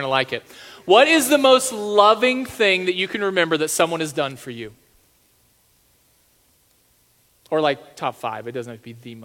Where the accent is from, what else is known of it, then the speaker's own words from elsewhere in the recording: Texas, United States; now in South Dakota, United States; I'm from Texas